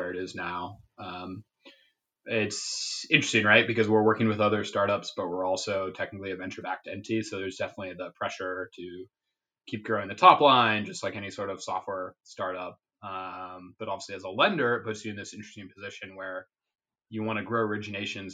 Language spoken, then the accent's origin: English; Seattle, Washington, United States; moved away as an adult; I'm from Seattle originally.